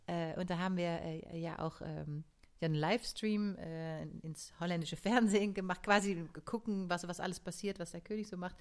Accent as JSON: {"language": "German", "country": "Netherlands", "tie": "born or raised there", "moved": "yes"}